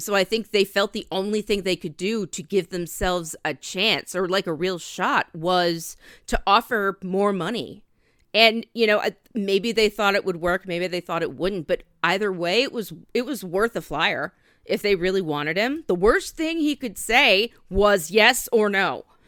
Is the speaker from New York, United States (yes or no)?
no; Bangor, Maine, United States; my hometown fair from when I was, uh, growing up in Maine, the Bangor State Fair